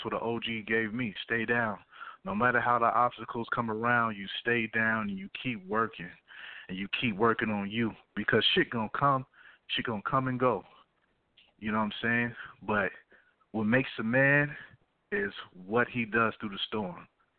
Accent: the South, United States; You know, I'm from the South. I'm in Georgia.

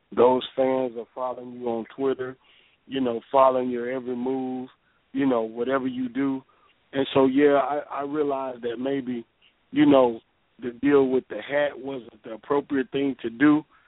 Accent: Arkansas, United States; I'm I'm from Arkansas

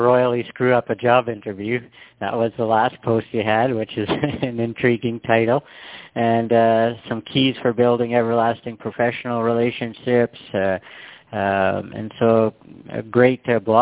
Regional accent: Canada; I'm born and raised in Canada

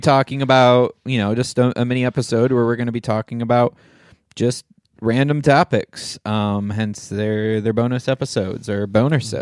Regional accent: Michigan, United States; now in Huntington Beach, United States; I grew up in Michigan, in, like, we had a forest in our backyard

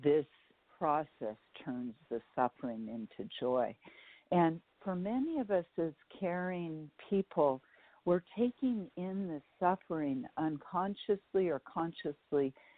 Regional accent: San Francisco Bay Area, California, United States; I was raised in the Bay Area, in uh, San Francisco Bay Area

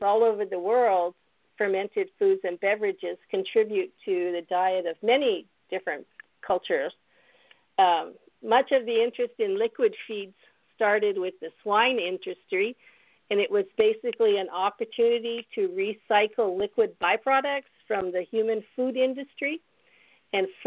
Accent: Canada; moved away as an adult; also born or lived in British Columbia / Mozambique / Kenya / Florida; now in Kentucky, United States; As far as my background, I'm Canadian.

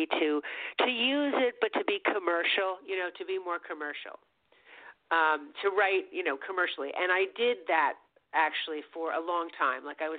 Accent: New York City, New York, United States; I grew up here in Manhattan.

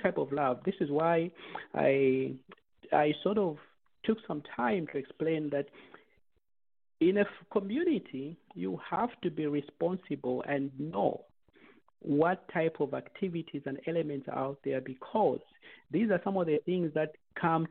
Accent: Zambia; now in United States; we come from Zambia, and we grow up in a culture and an environment

